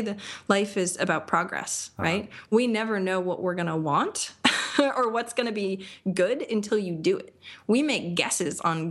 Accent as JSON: {"language": "English", "region": "Maine", "country": "United States", "tie": "born or raised there", "moved": "as an adult", "lives_now": "Austin, United States", "said": "I love Maine. I grew up in Maine."}